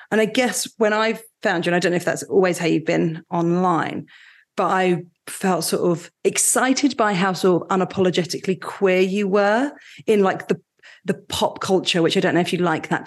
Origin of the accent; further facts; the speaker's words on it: Mountain Lakes, New Jersey, United States; Yes, I grew up in New Jersey.